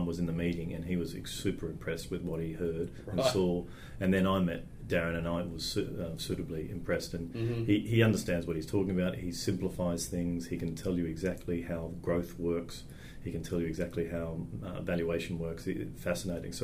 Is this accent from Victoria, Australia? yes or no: no; Sydney, New South Wales, Australia; also born or lived in Bathurst; I was born in Sydney, on the North Shore